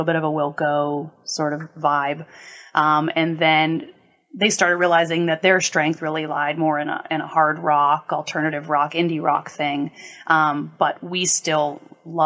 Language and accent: English; Pittsburgh, Pennsylvania, United States; also born or lived in Washington, D.C.; I grew up in East Lawrenceville, which is, 10th Ward Lawrenceville